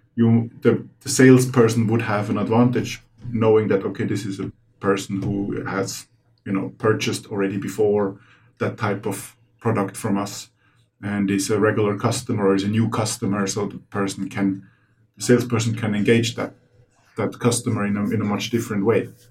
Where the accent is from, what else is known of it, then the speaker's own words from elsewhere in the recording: Finland; we're from Finland